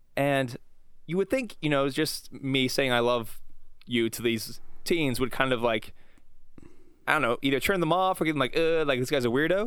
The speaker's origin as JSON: {"language": "English", "country": "United States"}